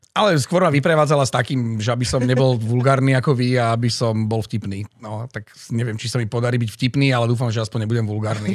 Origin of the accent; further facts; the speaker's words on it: Žilina, Žilina Region, Slovakia; moved away as an adult; ja som Žilinčan